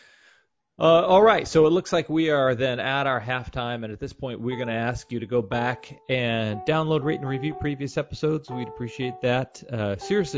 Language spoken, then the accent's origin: English; Kansas City, United States; I'm from Kansas City, so X was not part of my vocabulary growing up